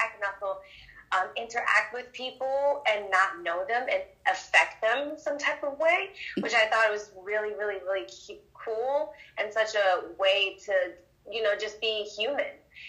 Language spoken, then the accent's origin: English; Berlin, Germany; born there; I was born in Berlin, Germany.